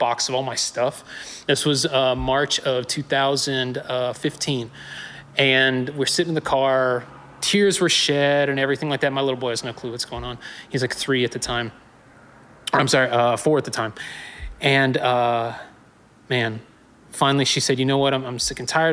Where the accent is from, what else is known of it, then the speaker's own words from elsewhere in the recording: Newnan, Georgia, United States; also born or lived in Acworth, Georgia / Woodstock, Georgia; I'm originally from Noonan. I'm a Georgia boy